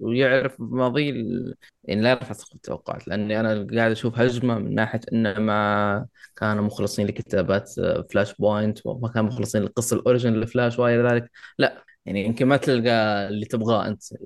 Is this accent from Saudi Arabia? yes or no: yes; Saudi Arabia; عندنا في السعوديه احنا